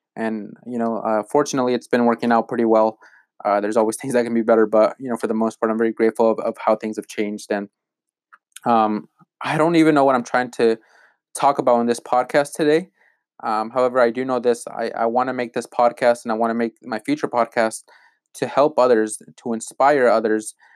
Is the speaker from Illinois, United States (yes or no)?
no; Malott, Washington, United States; I grew up in Malotte, Washington, and no one knows where that is